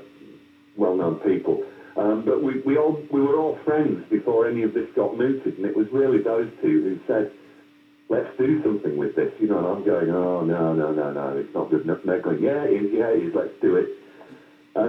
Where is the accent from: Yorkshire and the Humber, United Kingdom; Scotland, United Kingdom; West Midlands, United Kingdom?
Yorkshire and the Humber, United Kingdom; also born or lived in Wiltshire; I'm a lad from Yorkshire